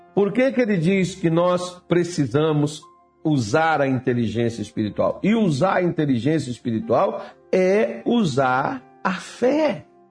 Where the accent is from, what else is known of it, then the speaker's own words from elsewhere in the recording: Brazil; eu ainda sou brasileiro, ainda sou crente